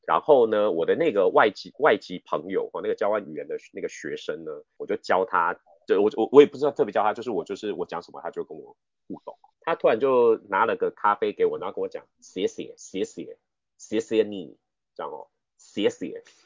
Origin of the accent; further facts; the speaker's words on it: Taiwan; first language Mandarin; 我自己在台湾学英文的，我从来没有出国过